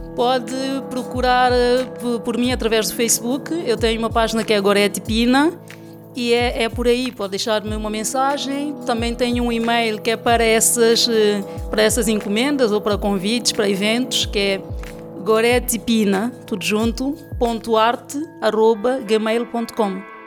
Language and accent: Portuguese; São Tomé & Príncipe; moved away as an adult; now in Lisbon, Portugal; Eu sou santomense, tenho estado cá